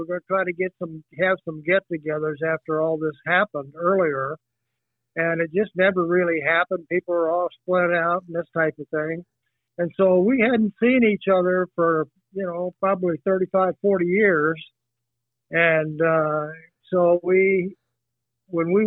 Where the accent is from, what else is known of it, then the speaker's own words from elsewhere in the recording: Kansas, United States; moved away; I was born and raised in Kansas